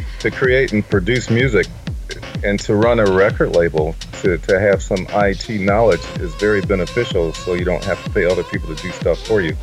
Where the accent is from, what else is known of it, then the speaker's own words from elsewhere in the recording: Detroit, Michigan, United States; I was born in the city of Detroit. I live in the suburbs now, but just like 3 miles outside of the city. So I'm a Detroit native.